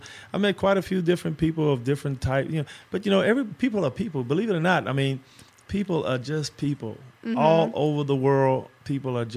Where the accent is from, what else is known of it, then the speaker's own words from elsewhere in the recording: Los Angeles, California, United States; I grew up in South Central Los Angeles